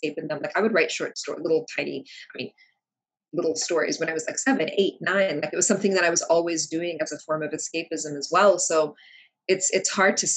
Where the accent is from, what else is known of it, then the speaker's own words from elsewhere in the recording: United States; English is a second language; also born or lived in Kuwait; we moved to the States soon after my fourth birthday. And so I was here for kindergarten into elementary school